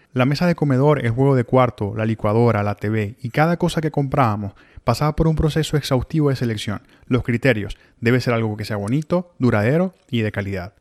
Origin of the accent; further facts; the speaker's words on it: Maracaibo, Zulia, Venezuela; moved away as an adult; also born or lived in Ciudad Victoria, Mexico / Miami, United States; now in Tallahassee, United States; en Venezuela viví en el mismo apartamento desde mi nacimiento hasta que salí de Maracaibo